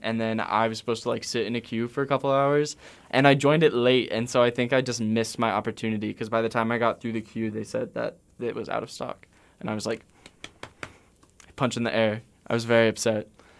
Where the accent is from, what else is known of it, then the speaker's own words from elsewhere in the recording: East Coast, United States; now in Atlanta, United States; I'm from the East Coast. I lived in Atlanta for the last